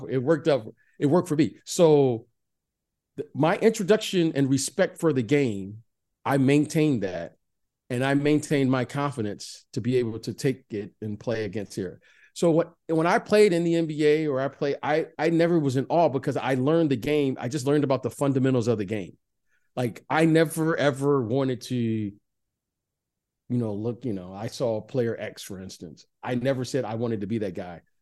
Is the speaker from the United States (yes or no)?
yes; Detroit, Michigan, United States; Growing up in Detroit